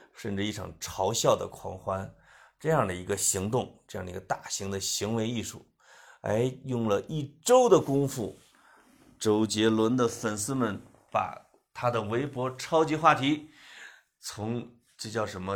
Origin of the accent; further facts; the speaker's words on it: Central Plains, China; moved away; also born or lived in Beijing; 我们中原人